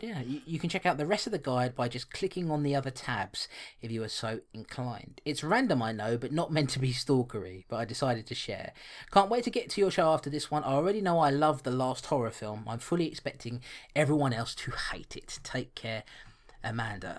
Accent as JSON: {"language": "English", "region": "London", "country": "United Kingdom", "tie": "born or raised there", "said": "I was born and bred in London"}